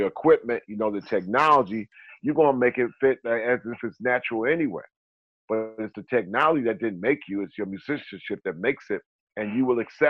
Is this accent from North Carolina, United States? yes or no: yes; North Carolina, United States; I'm from North Carolina, but you know, I got my people like, you know, in Mali